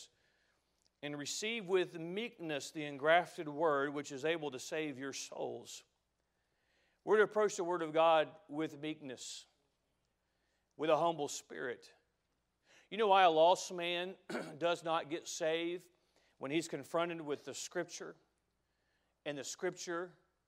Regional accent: United States; I love being an American. I'm proud to be an American

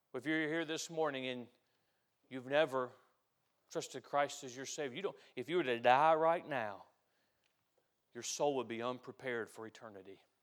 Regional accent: United States; I'm an American

